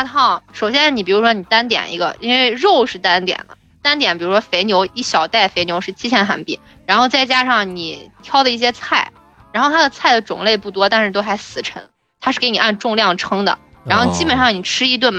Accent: China; now in South Korea; 但是作为中国人来说，我就是觉得水果就要吃新鲜的。

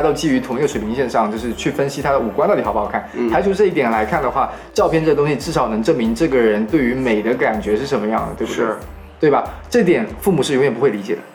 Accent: Changle, Fujian, China; now in Hangzhou, China; 跟我一样来自长乐的

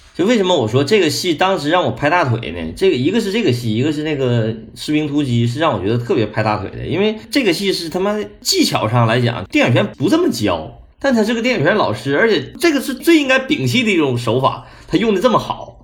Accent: China; 因为我们中国人没有宗教信仰

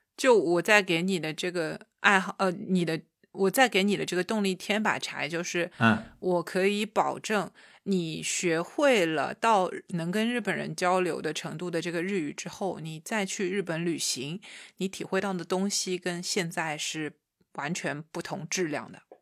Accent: China; 我是一个中国姑娘

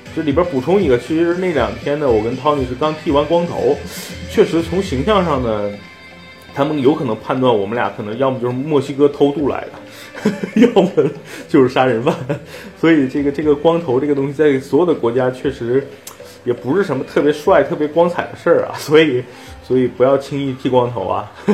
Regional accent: China; 因为我是中国来的

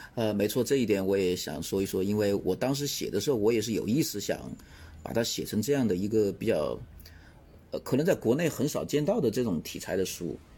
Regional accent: China; 尤其是对于我们中国人来说

